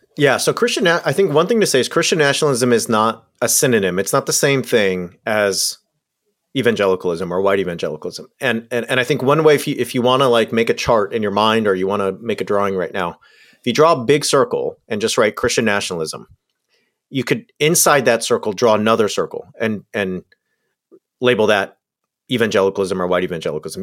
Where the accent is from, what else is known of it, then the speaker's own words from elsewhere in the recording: Southern California, United States; I grew up in Southern California.